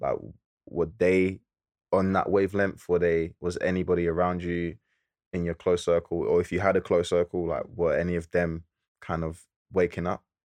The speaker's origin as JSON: {"language": "English", "region": "London", "country": "United Kingdom", "tie": "born or raised there", "said": "we're from Lewisham"}